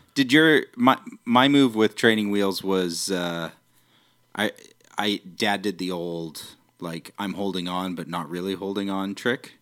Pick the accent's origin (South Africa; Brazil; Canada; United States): Canada; New Westminster, British Columbia; also born or lived in Vancouver; I was born and raised in New West